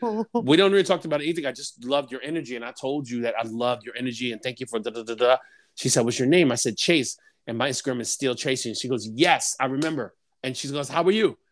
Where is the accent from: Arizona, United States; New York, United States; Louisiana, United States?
New York, United States; New York City; I am from New York City